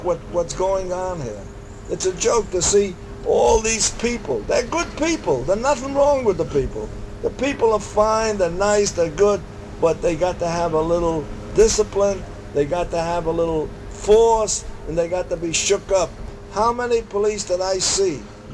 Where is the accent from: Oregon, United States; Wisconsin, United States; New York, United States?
New York, United States; also born or lived in Harlem; I was raised on the Lower East Side, and then I raised all through my life in Harlem